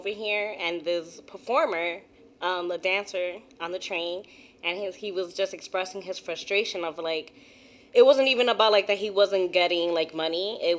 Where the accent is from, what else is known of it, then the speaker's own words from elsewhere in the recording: New York City, New York, United States; being a New Yorker